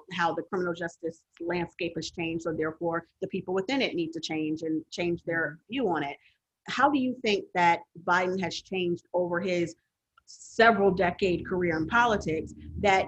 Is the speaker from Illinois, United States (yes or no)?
yes; Chicago, Illinois, United States; moved away; I'm from Chicago originally